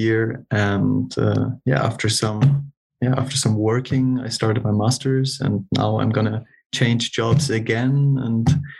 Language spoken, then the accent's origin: English; South Tyrol, Trentino-Alto Adige, Italy; moved away as an adult; now in Munich, Germany; I was born in Northern Italy, like little country of South Tyrol in the mountains